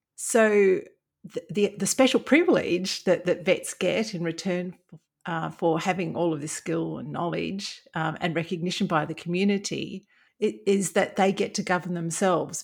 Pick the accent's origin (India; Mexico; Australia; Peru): Australia; Brisbane, Queensland; I, I grew up in Brisbane